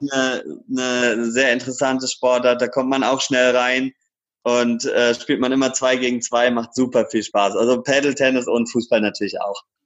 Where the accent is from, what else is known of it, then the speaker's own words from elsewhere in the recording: Karlsruhe, Baden-Württemberg, Germany; now in Cologne, Germany; Kleiber Markisen als Karlsruher